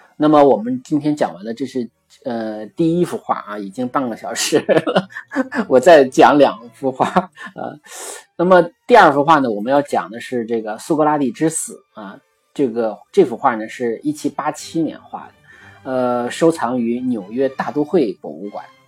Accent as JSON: {"language": "Chinese", "country": "China", "said": "我们中国人应该更能理解"}